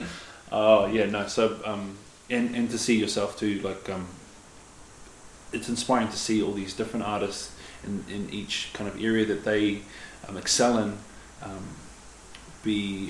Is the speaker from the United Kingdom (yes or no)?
no; Whangarei, Northland, New Zealand; moved away; I'm originally from Whangarei. Brought up there, and it's just beautiful to get home.